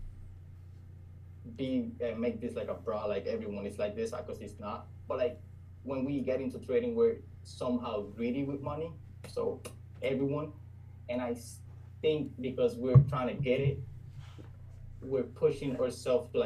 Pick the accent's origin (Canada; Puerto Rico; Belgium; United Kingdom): Puerto Rico; first language Spanish; English is a second language; I'm 22 years old and from Puerto Rico. And my first language is Spanish.